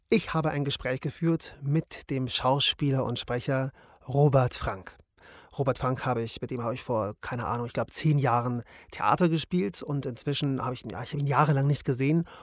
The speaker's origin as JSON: {"language": "German", "town": "Munich", "region": "Bavaria", "country": "Germany", "said": "wir sind ja beide aus München"}